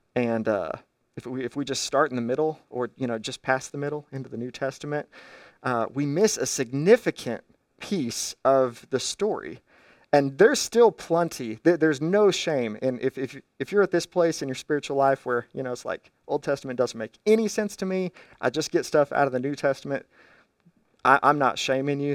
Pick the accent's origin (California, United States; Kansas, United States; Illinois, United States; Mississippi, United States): Kansas, United States; I'm from Kansas